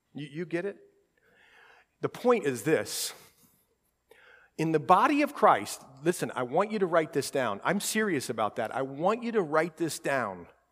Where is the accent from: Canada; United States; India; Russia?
United States; Columbus, Ohio; We grew up in Columbus